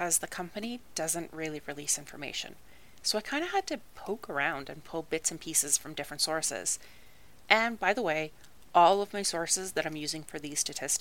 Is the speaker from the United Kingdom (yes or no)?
no; Canada; I'm Canadian